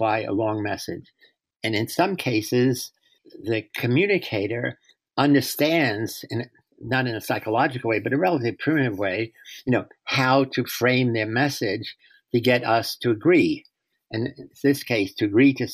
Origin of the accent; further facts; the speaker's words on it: New York, United States; moved away as an adult; now in San Francisco, United States; I was born in the South Bronx on March 23rd, 1933